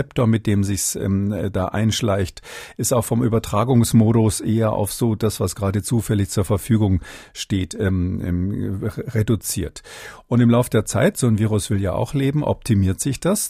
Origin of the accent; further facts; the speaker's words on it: Germany; bei uns in Deutschland